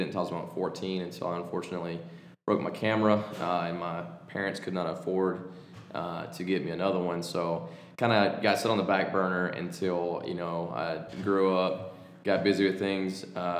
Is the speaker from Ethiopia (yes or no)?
no; Alabama, United States; moved away as an adult; owner of the Skybreacher Photography Company. I'm originally from Alabama. I'm 23 years old